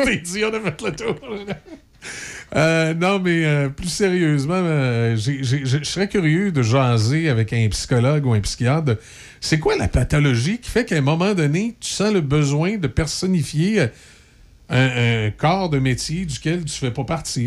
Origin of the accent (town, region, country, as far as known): Quebec, Canada